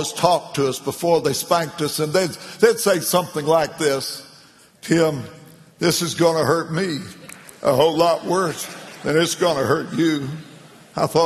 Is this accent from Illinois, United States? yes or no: yes; McLeansboro, Illinois, United States; my hometown, McLeansboro, Illinois